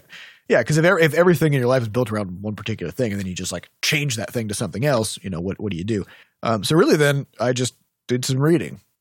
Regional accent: Midwest, United States; I'm from the Midwest

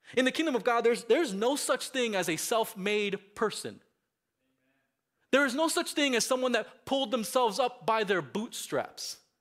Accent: Miami, Florida, United States; moved away; Growing up in Miami, we had this, um, real pest problem in my house

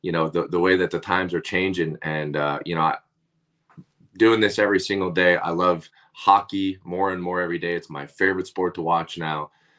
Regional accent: Northeast Pennsylvania, United States; I'm from Northeast Pennsylvania. So it's not like hockey was a big thing or anything like that at the time

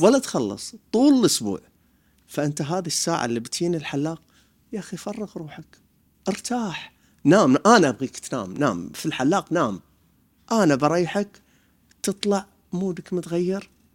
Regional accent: Bahrain; انا حلاق بحريني

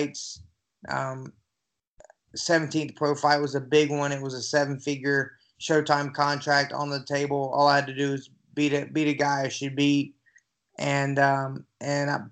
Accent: Newnan, Georgia, United States; I'm originally from a little town outside of Atlanta, Georgia, called Noonan

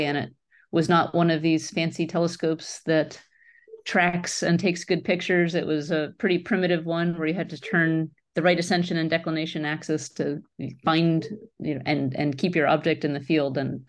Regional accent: Pennsylvania, United States; So let's see, I grew up on the East Coast of the United States near Philadelphia and in a suburban area.

